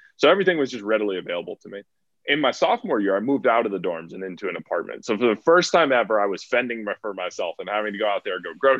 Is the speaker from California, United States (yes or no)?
no; Acton, Massachusetts, United States; moved away as an adult; also born or lived in Madison, Wisconsin; I grew up in Massachusetts in a town called Acton, about 30 minutes outside of Boston.